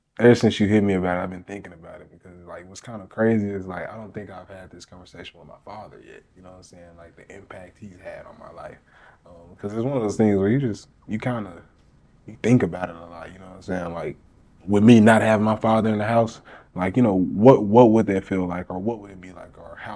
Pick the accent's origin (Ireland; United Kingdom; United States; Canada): United States; Little Rock, Arkansas; now in Dallas, United States; I'm from Little Rock, currently staying in Dallas